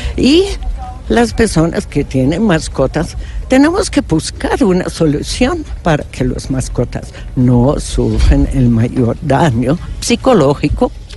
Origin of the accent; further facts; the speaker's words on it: Germany; Spanish is a second language; moved away; yo soy alemana